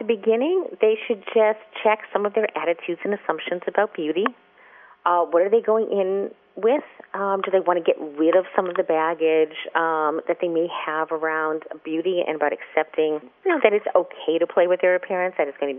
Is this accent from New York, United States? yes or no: yes; New York, United States; I'm a person who wears black. I'm an urbanite. I'm a New Yorker.